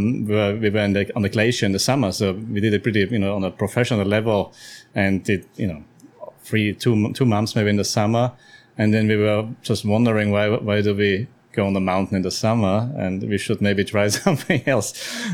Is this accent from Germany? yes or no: no; Austria; moved away; Austria, originally. Yeah, born in Austria.